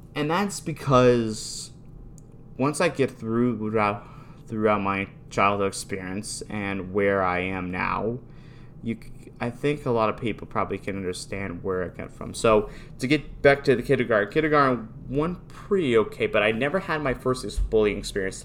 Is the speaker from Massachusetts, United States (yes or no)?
no; Newtown, Connecticut, United States; I am from Newtown, Connecticut.